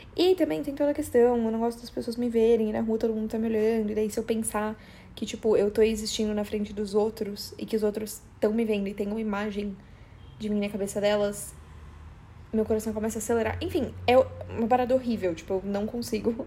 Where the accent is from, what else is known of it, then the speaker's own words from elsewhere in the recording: São Paulo, Brazil; accent: paulista; eu tenho um puta sotaque paulista